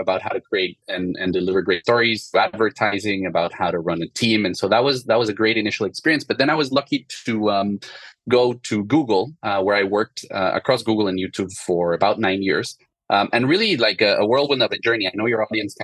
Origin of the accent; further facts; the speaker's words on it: Mexico City, Mexico; moved away as an adult; also born or lived in France; I'm originally from Mexico City and grew up in a family of restaurants and chefs